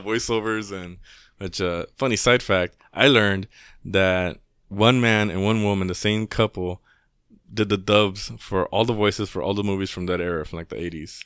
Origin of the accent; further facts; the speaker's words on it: Inglewood, California, United States; I grew up in Inglewood